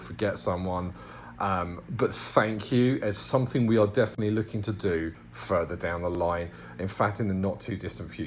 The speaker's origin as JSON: {"language": "English", "country": "United Kingdom", "said": "being British"}